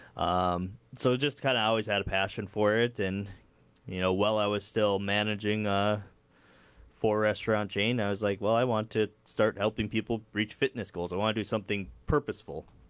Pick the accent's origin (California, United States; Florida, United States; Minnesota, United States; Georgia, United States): Minnesota, United States; Dilworth; moved away as an adult; now in Fargo, United States; I grew up in the area, um, Dilworth and then moved to Fargo for college and stayed on the side of the river.